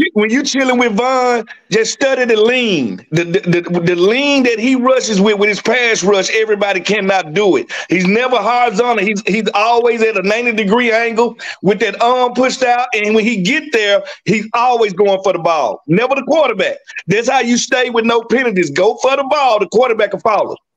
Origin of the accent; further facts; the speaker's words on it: Mississippi, United States; I'm from Mississippi